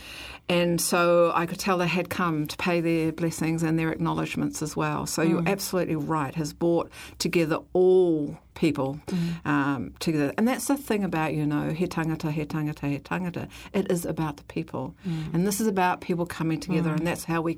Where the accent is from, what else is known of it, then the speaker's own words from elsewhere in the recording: New Zealand; I am a Kiwi woman